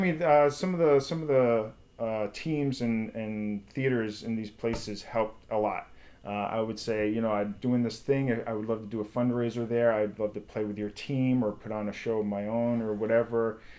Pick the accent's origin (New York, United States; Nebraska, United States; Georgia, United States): New York, United States; Long Island; moved away as an adult; now in Los Angeles, United States; I'm from Long Island.